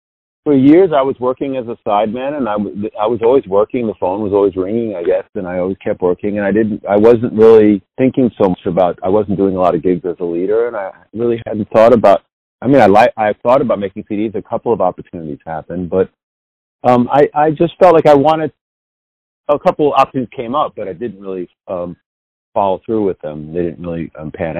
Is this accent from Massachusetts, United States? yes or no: no; New York City, New York, United States; I grew up in the Lower East Side of Manhattan